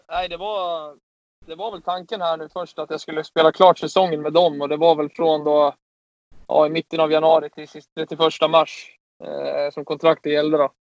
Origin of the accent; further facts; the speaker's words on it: Sweden; som svensk